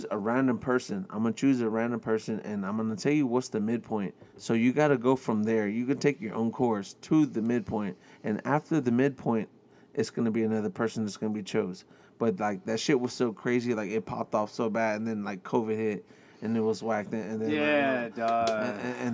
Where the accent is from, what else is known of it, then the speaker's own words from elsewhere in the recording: Houston, Texas, United States; I'm from Northside